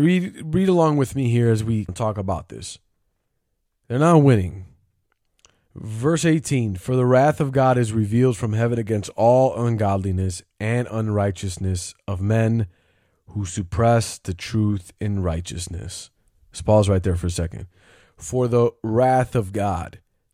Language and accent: English; the Bible Belt, United States; I grew up in a Christian home. I grew up in the Bible Belt and whatever.